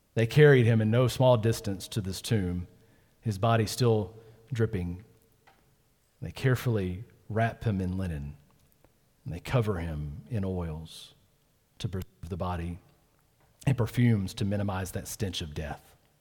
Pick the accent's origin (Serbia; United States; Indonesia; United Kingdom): United States; Georgia; I was born in Georgia